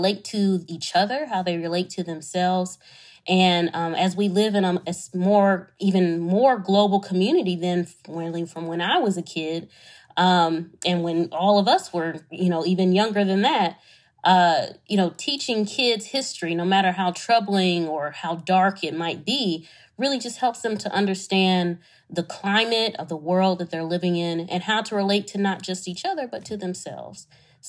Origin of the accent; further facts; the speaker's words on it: Detroit, Michigan, United States; my hometown, Detroit, Michigan